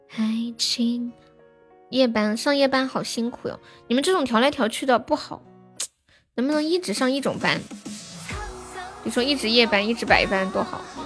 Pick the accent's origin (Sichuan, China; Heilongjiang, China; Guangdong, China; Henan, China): Sichuan, China; accent: Sichuanese; 我们四川话说 Happy 是这么说的